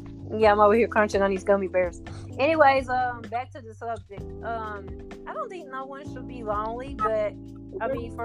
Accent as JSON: {"language": "English", "town": "Jackson", "region": "Mississippi", "country": "United States", "moved": "as an adult", "lives_now": "Atlanta, United States", "said": "I'm originally from Jackson, Mississippi, but I'm from Atlanta, Georgia now."}